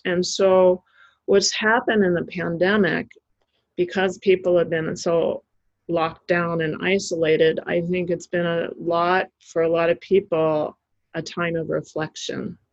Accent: United States; as an American

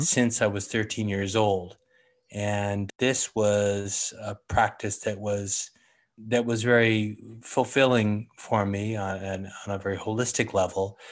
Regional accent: San Francisco, California, United States; I was born on Telegraph Hill. Grew up there until college, really

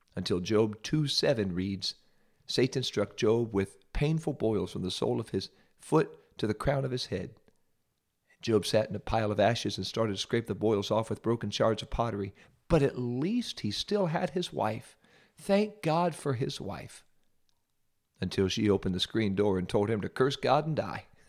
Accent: Ohio, United States; I'm from Ohio

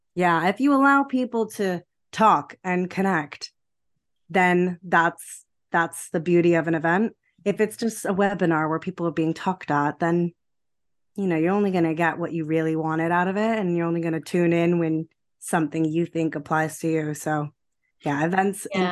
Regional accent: United States; moved away as an adult; also born or lived in New Jersey / Rome, Italy; now in United Kingdom; I was born in America, and I always felt like I had an opportunity to make the most of my multicultural heritage. So, with my French passport, I eventually finished school in America

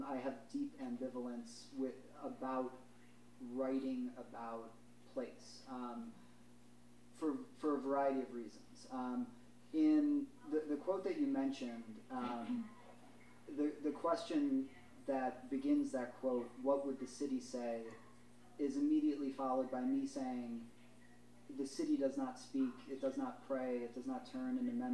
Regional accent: Chicago, Illinois, United States; moved away as an adult; now in Philadelphia, United States; growing up in the Midwest, living in Chicago

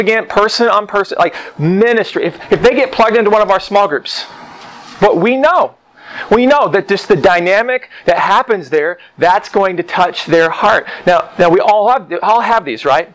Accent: Oklahoma, United States; And I grew up in Oklahoma. I grew up in a small town.

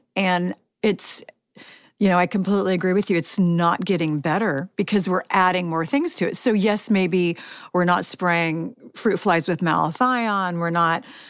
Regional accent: Chico, California, United States; I grew up in California, Northern California, Chico, California.

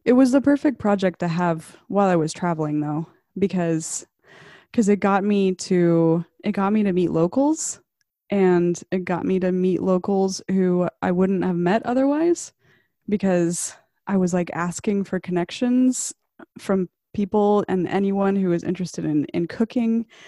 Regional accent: Arkansas, United States; I grew up in Arkansas

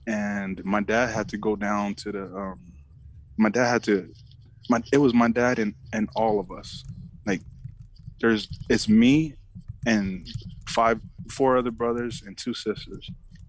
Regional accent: Oakland, California, United States; English is a second language; It was Oakland. It's East Oakland, man. Wow. So me and Devon, me and Devon Best, we know where we're from, man. You know what it's like to grow up and make it out of there.

